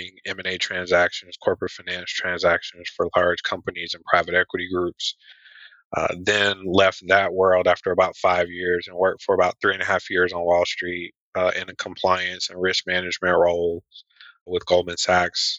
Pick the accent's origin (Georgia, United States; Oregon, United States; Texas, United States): Georgia, United States; Atlanta; born and raised in Atlanta, Georgia